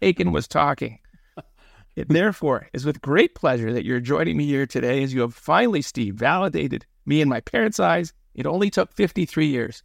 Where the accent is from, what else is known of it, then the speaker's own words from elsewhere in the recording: Toronto, Ontario, Canada; growing up in the Willowdale Postal District of Mel Aspen's North York